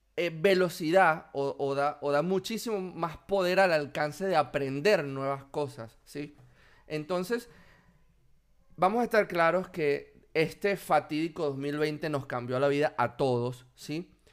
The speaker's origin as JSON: {"language": "Spanish", "region": "Anzoátegui", "country": "Venezuela", "also_born_or_lived": "Buenos Aires, Argentina", "moved": "as an adult", "lives_now": "Argentina", "said": "de donde soy yo, de Anzuategui"}